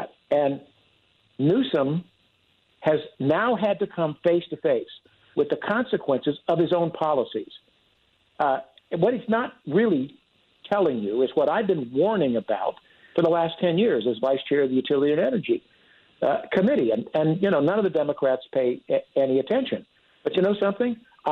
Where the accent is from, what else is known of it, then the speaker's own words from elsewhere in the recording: California, United States; also born or lived in Fresno, California; I was born and raised in California